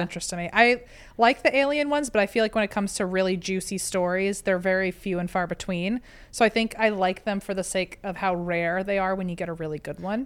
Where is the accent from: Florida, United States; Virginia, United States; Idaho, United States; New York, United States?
Virginia, United States; I'm from Virginia